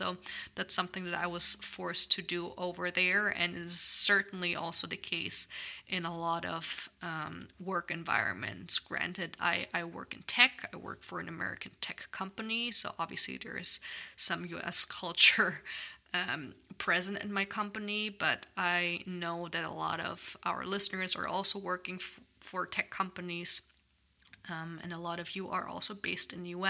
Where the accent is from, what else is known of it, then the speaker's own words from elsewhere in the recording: Germany; now in United States; In my home country of Germany